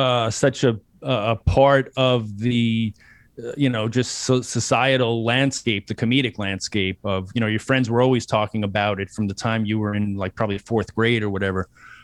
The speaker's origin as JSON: {"language": "English", "town": "New York City", "region": "New York", "country": "United States", "tie": "born or raised there"}